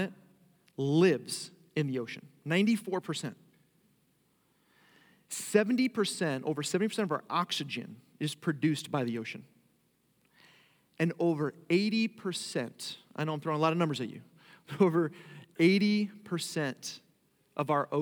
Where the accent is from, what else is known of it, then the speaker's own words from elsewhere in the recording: Long Island, New York, United States; moved away as an adult; now in Florida, United States; I actually grew up in Long Island, New York